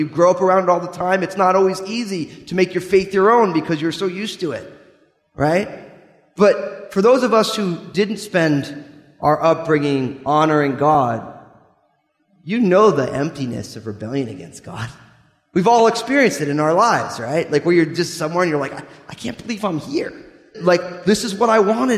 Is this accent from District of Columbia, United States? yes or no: no; New Jersey, United States